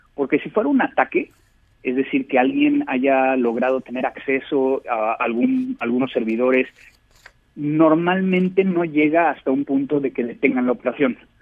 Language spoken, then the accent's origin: Spanish; Mexico; como mexicanos